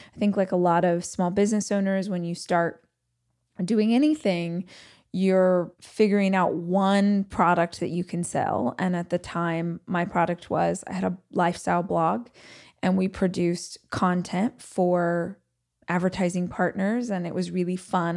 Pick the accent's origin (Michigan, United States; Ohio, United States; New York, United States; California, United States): California, United States; Bakersfield; moved away; I was born and raised in Southern California. very specifically, I was raised in a place called Bakersfield